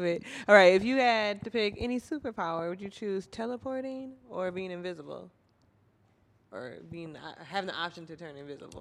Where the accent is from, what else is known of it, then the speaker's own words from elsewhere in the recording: Minnesota, United States; moved away; I'm from Minnesota